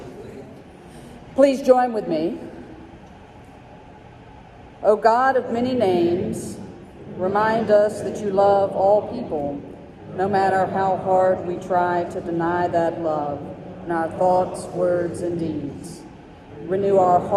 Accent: Mobile, Alabama, United States; also born or lived in Tuscaloosa, Alabama / Birmingham, Alabama; I was born in Alabama. I've lived my whole life in Alabama. I was born in Mobile, which means I will always be a Mobilian no matter how far I'm away from home.

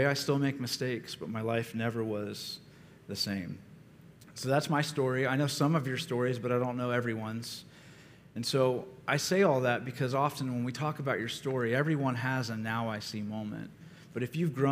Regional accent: Ohio, United States; I grew up in Ohio, and some of my earliest memories were of my mother taking me to church

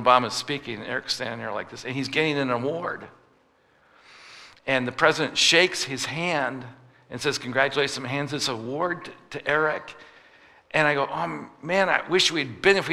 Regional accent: United States; I'm from America

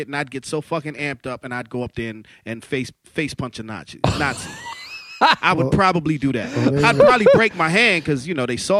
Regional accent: New York City, New York, United States; Growing up in Harlem, I was surrounded by all facets, all colors.

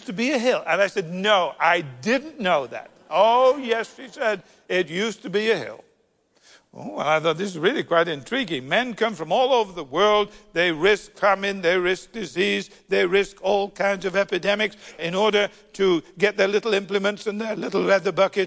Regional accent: United Kingdom; being terribly British

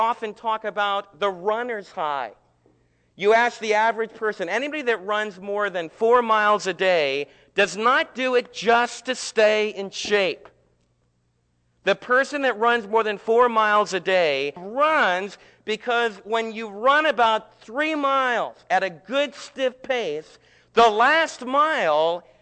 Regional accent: United States; as American believers and American citizens

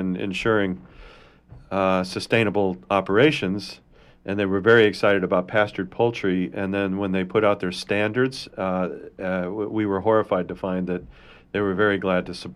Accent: Indiana, United States; where I grew up in Indiana

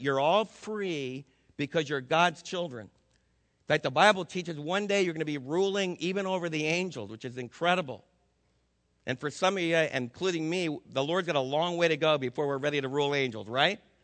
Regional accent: New Jersey, United States; moved away; I was raised back in New Jersey

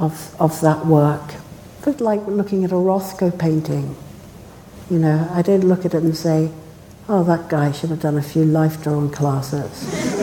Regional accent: South Africa; born there; I was born in South Africa, and I saw the struggle to make a democracy

